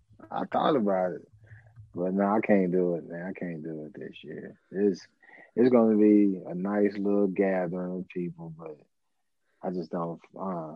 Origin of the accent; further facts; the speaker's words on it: North Louisiana, United States; we grew up in North Louisiana, man.